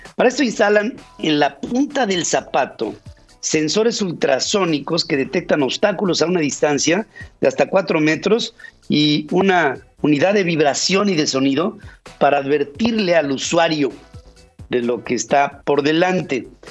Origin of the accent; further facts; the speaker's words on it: Mexico; como mexicano